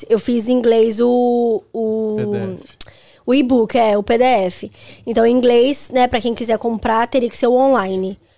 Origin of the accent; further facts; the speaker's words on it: Belo Horizonte, Minas Gerais, Brazil; Hospital de Belo Horizonte que eu nasci.